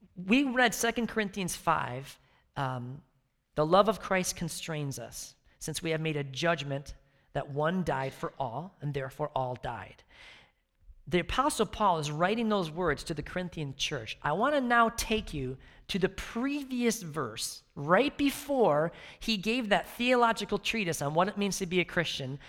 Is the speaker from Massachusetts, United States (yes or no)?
no; outside Chicago, Illinois, United States; moved away; I grew up outside Chicago